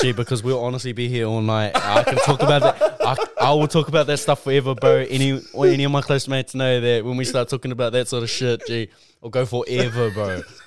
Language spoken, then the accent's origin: English; Tauranga, Bay of Plenty, New Zealand; also born or lived in Auckland; I grew up in Mount Maunganui, Tauranga. I grew up here